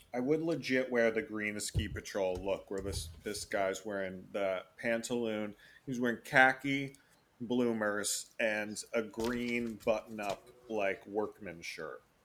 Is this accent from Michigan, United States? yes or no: no; Florida, United States; I was born in Florida